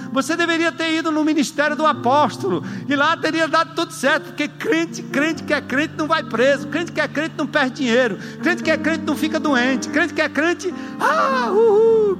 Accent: São Paulo, Brazil; eu sou paulista

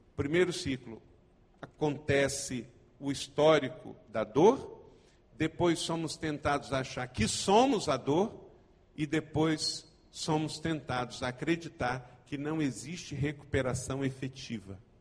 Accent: Macaé, Rio de Janeiro, Brazil; also born or lived in Nova Iguaçu / Ijuí, Rio Grande do Sul; Eu sou nascido aqui no estado do Rio de Janeiro. Eu não sou carioca, mas eu sou fluminense.

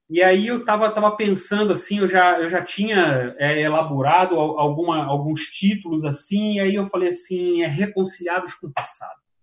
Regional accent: Rio de Janeiro, Brazil; moved away; cidade onde eu nasci, no Rio de Janeiro, é, um, uma, um bairro da Zona Norte

